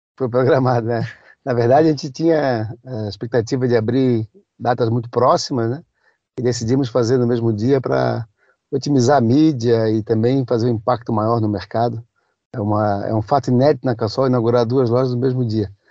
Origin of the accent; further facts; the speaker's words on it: Florianópolis, Santa Catarina, Brazil; Eu nasci em Florianópolis, né? É. Apesar de ser filho de gaúchos.